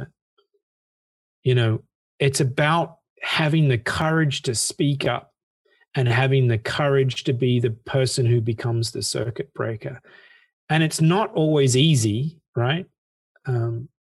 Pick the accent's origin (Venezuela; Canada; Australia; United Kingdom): Australia; I come from Australia, so it's high school certificate in Australia